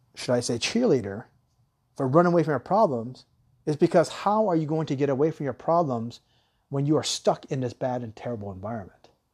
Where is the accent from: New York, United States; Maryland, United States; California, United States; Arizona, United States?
Arizona, United States; Tucson; I grew up in Tucson, Arizona